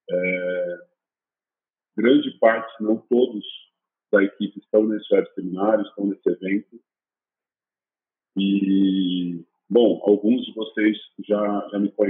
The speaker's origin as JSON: {"language": "Portuguese", "town": "Jundiaí", "region": "São Paulo", "country": "Brazil", "said": "Eu sou de Jundiaí."}